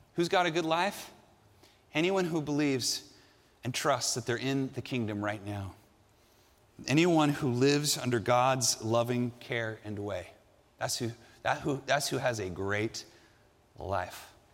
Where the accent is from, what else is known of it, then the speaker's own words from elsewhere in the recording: Southern California, United States; I grew up here in Southern California.